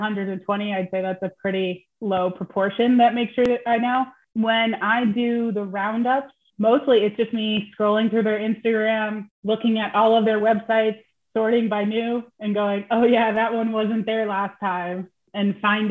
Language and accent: English; United States; As I'm American